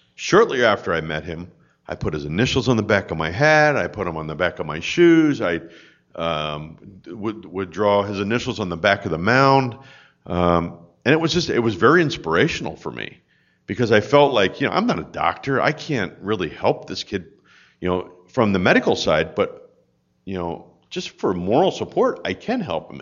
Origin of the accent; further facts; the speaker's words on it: Souderton, Pennsylvania, United States; I grew up in Souderton, Pennsylvania, outside of Philadelphia